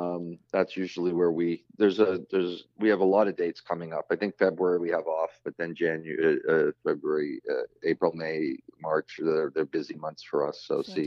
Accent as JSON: {"language": "English", "country": "Canada", "said": "Being Canadian, well, you know, there's many explanations for why Canadians in the realm of comedy have done so well."}